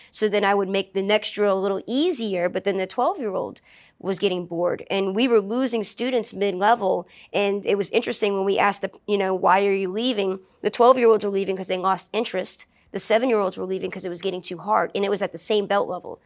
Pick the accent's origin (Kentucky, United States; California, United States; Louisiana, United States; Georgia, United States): Louisiana, United States; New Orleans; I grew up in New Orleans